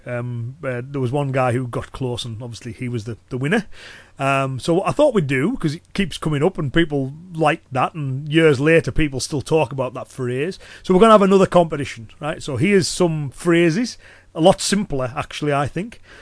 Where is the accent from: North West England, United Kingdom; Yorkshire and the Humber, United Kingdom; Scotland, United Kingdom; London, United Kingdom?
North West England, United Kingdom; Cumbria; accent: Cumbrian; I'm from the northwest. So it's a Cumbrian accent